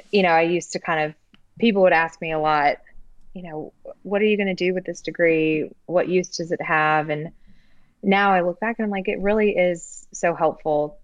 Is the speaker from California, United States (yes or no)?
no; Texas, United States; also born or lived in Colorado; now in New Orleans, United States; I grew up in Texas and Colorado